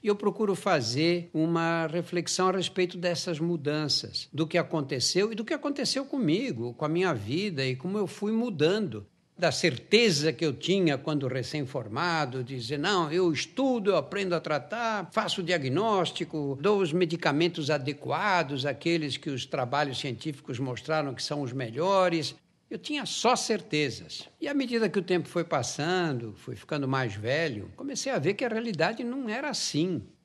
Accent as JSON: {"language": "Portuguese", "region": "São Paulo", "country": "Brazil", "tie": "born or raised there", "said": "Eu nasci num bairro operário, bairro do Brás"}